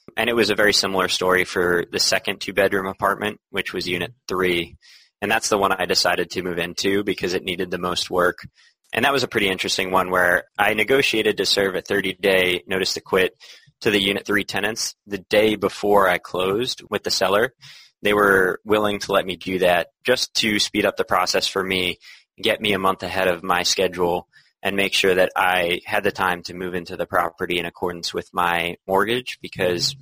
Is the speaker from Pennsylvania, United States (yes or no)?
yes; Philadelphia, Pennsylvania, United States; moved away as an adult; now in Boston, United States; I'm originally from Philadelphia